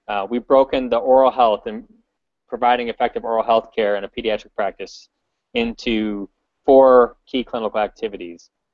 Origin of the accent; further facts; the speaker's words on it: Chicago, Illinois, United States; I'm from Chicago